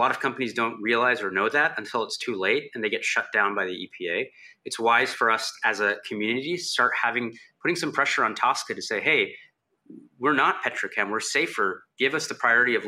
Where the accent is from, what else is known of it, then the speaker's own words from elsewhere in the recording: Houston, Texas, United States; I'm from Houston